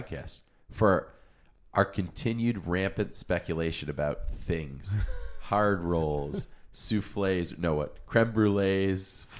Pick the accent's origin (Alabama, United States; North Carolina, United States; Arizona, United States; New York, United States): New York, United States; Buffalo; moved away as an adult; now in Rochester, United States; I always thought that about barbecue when I moved to Rochester from Buffalo. There really weren't any great barbecue places. And maybe I was just naive because I moved here like mid-2000s.